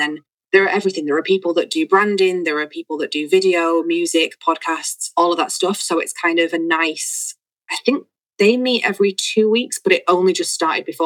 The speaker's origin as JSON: {"language": "English", "town": "Manchester", "region": "North West England", "country": "United Kingdom", "moved": "as an adult", "lives_now": "Valencia, Spain", "said": "I'm from Manchester"}